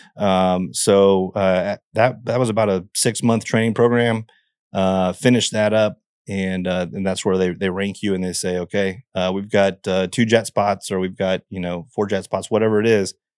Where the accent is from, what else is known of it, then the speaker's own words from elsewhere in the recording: Seattle, Washington, United States; I grew up in the Seattle area.